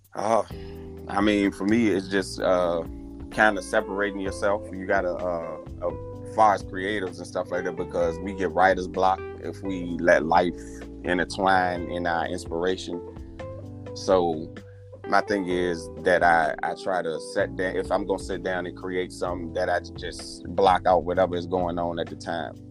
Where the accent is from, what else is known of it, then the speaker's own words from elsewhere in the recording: Richmond, Virginia, United States; I'm from Richmond, Virginia, to be more specific. Uh, born and raised here